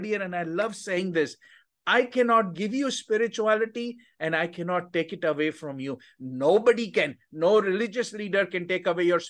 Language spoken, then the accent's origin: English; India; moved away as an adult; now in United States; I grew up in India